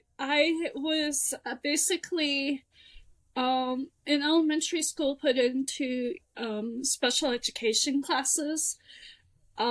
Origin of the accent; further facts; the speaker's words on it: California, United States; also born or lived in Nebraska / Washington; So, I'm originally from Southern California. My father was actually in the Navy, so I moved around a lot, and we were stationed in Nebraska, and then he got stationed in Washington State